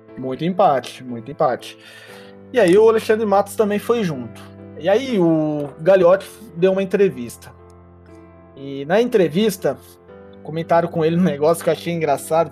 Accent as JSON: {"language": "Portuguese", "town": "Bragança Paulista", "region": "São Paulo", "country": "Brazil", "tie": "born or raised there", "said": "Eu nasci em Bragança"}